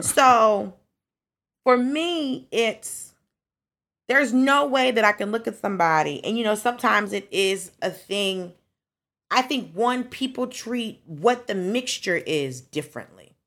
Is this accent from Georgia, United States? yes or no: yes; Atlanta, Georgia, United States; I grew up in Atlanta